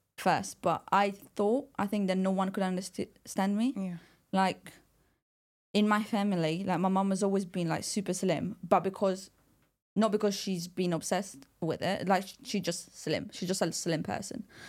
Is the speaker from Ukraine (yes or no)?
no; Italy; I was born and raised in Italy